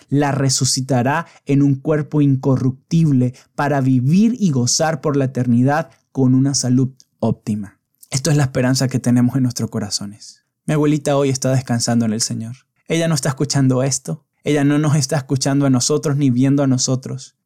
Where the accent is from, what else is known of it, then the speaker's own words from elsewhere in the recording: San Cristóbal, Táchira, Venezuela; moved away as an adult; San Cristóbal, mi ciudad natal